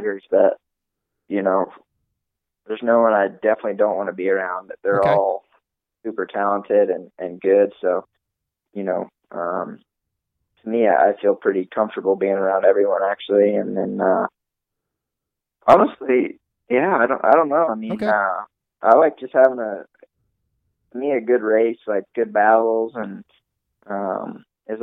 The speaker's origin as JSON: {"language": "English", "region": "the South", "country": "United States", "said": "We're both from the South"}